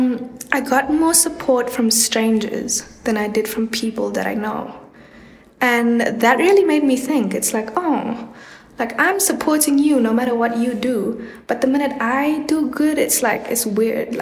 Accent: Kimberley, Northern Cape, South Africa; moved away; I spent like most of my schooling career in Kimberley.

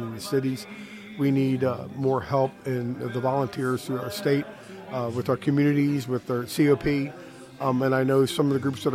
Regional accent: Baltimore, Maryland, United States; being raised in the Baltimore area

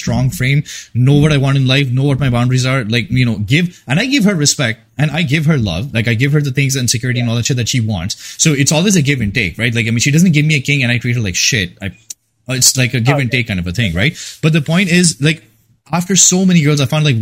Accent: India; moved away; I come from India

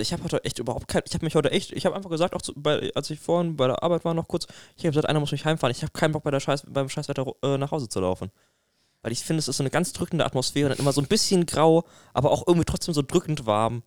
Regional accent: Bamberg, Bavaria, Germany; bei uns in Bamberg

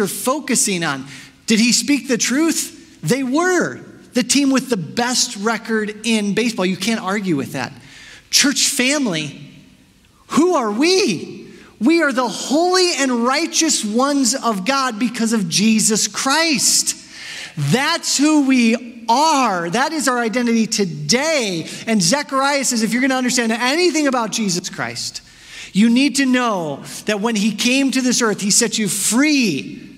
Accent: Chicago, Illinois, United States; I'm from Chicago

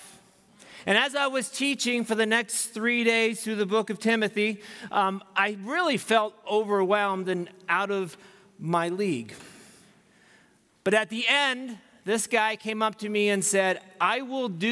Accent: United States; being American and what I'm used

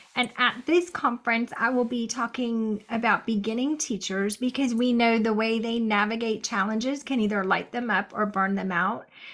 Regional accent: North Carolina, United States; this is my home state.

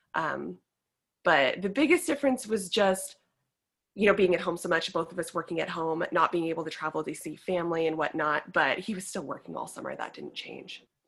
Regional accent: California, United States; moved away; I am a girl from California

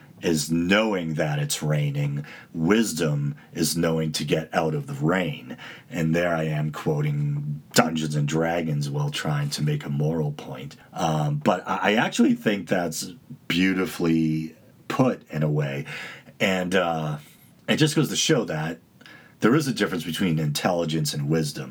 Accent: United States; I largely identify as Italian American and then Irish American

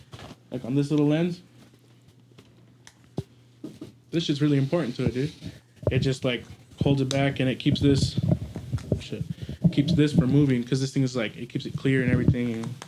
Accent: Idaho, United States; we're from Idaho

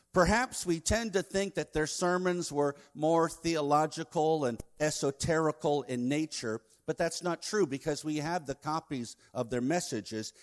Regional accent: Virginia Beach, Virginia, United States; now in Nagaland, India; the city of Virginia Beach, my hometown

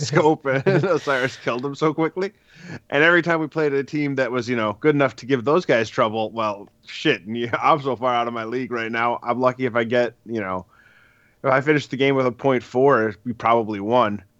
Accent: Wisconsin, United States; I'm from Wisconsin

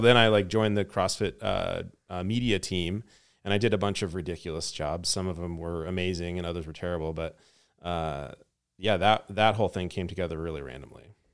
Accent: Lewiston, Idaho, United States; I grew up in Idaho, northern Idaho, in a little town called Lewiston.

